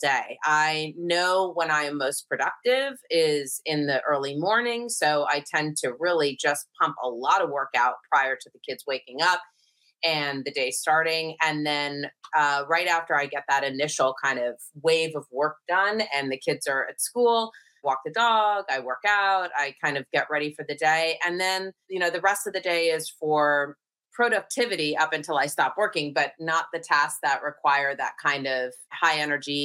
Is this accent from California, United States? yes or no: yes; California, United States; also born or lived in Connecticut; I grew up in Connecticut, just kind of through elementary school. And then my family moved to California, where I lived through college